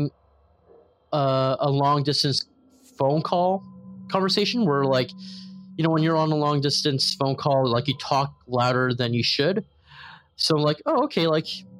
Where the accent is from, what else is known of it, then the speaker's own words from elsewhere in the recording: Mississauga, Ontario, Canada; also born or lived in Toronto, Ontario / Brampton, Ontario; I'm from Toronto, Ontario